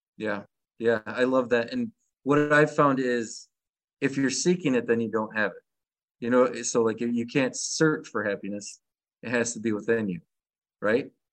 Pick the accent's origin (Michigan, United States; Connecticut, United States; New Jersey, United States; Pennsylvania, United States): Michigan, United States; I'm from Michigan